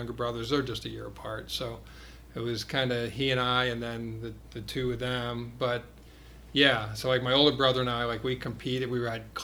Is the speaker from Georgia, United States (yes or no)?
no; Connecticut, United States; now in Columbus, United States; I grew up in New England. I grew up in Connecticut, but had a great childhood